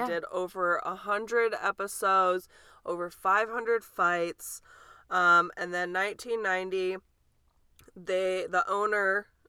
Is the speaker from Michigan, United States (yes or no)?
yes; Michigan, United States; moved away; Michigan. You're my home state. I love you. Michigander for life.